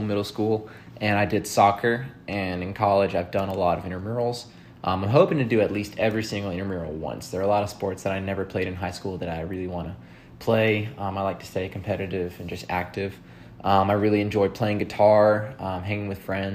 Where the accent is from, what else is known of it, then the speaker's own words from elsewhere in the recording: Charlotte, North Carolina, United States; also born or lived in Virginia; my hometown is Charlotte